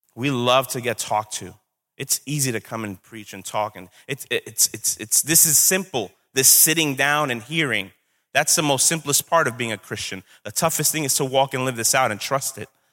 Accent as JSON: {"language": "English", "town": "New York City", "region": "New York", "country": "United States", "said": "I'm from Brooklyn. Sometimes that comes out"}